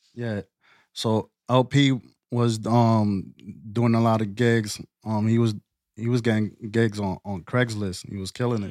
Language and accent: English; New York City, New York, United States; now in Lehigh Valley, United States; I'm from the Bronx, Boogie Down